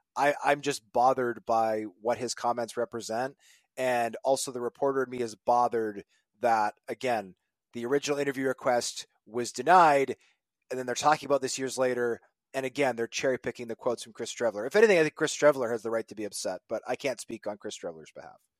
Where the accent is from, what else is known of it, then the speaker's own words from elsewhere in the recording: Manitoba, Canada; I'm from Manitoba.